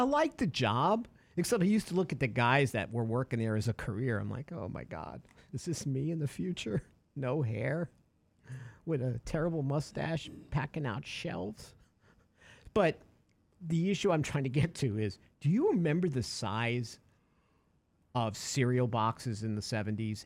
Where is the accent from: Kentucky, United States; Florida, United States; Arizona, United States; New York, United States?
New York, United States; We were growing up in New York.